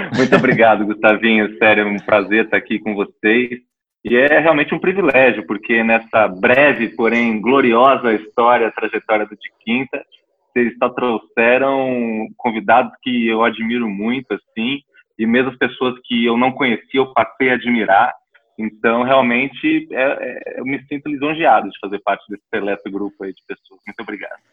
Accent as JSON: {"language": "Portuguese", "country": "Brazil", "said": "a gente é brasileiro"}